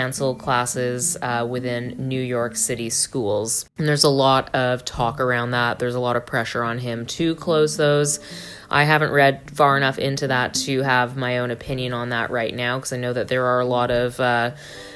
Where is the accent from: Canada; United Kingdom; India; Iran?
Canada; I am Canadian